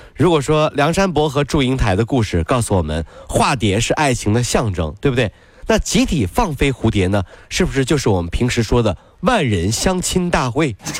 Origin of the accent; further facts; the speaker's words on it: China; 还是有很多人喜欢我们中国人的